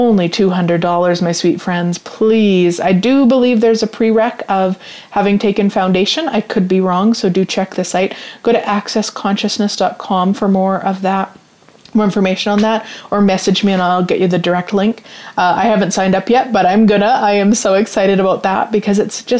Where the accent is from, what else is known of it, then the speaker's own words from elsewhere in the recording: Canada; even though I'm Canadian